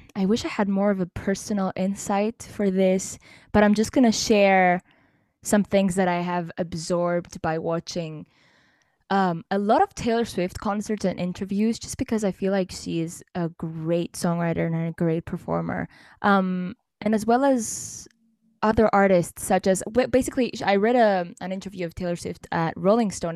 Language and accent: English; Cyprus; I'm from Cyprus